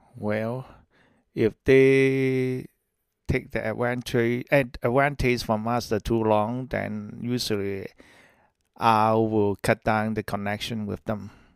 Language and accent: English; Hong Kong; moved away as an adult; I'm from Hong Kong. Before I immigrate to this country, I served in the British Army about ten year